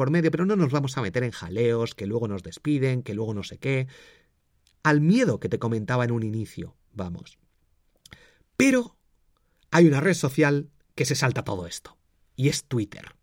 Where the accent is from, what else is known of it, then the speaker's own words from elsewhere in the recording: Valladolid, Castile and León, Spain; born there; also born or lived in Madrid; Yo soy del Real Valladolid, yo nací allí. Siempre cuando me preguntan digo que soy de Madrid para eh, Valladolid. Eh, soy de Madrid, porque he vivido mucho tiempo en Madrid